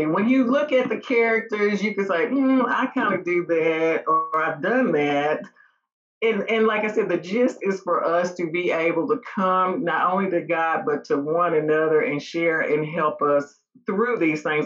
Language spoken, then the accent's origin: English; Mount Juliet, Tennessee, United States; also born or lived in Nashville, Tennessee; I grew up in Mount Juliet, um, left there for a little while, lived in Nashville for a couple years, and then moved back to Mount Juliet